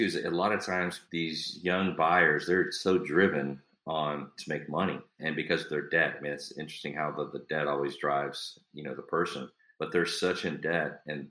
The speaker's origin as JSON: {"language": "English", "town": "Dallas", "region": "Texas", "country": "United States", "tie": "born or raised there", "said": "I'm a big city boy. You know, I born and raised in Dallas on the concrete. My experience with country is awesome, but I'm just a city boy. I think I'll always be a city boy"}